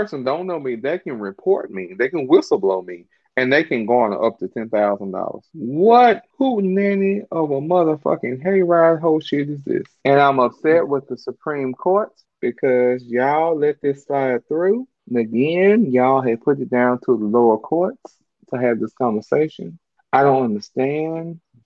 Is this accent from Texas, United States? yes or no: yes; Dallas, Texas, United States; I'm from Dallas.